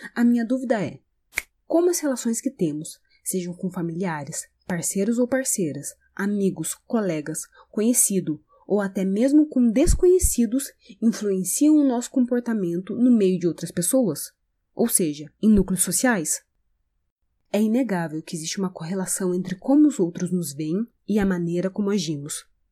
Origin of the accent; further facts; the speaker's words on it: Brazil; sou brasileira